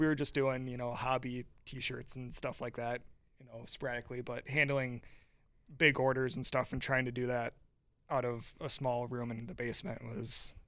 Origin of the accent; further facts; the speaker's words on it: Hayward, California, United States; I mean, growing up in Hayward, obviously, I know what summers are like here